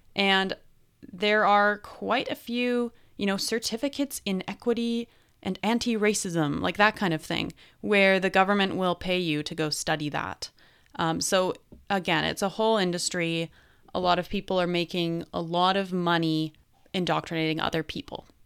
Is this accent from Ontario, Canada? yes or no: no; British Columbia, Canada; as a British Columbian